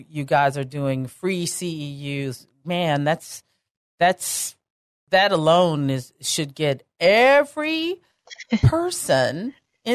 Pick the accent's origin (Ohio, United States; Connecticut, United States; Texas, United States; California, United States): Texas, United States; I'm Texan through and through, right down to my cowgirl boots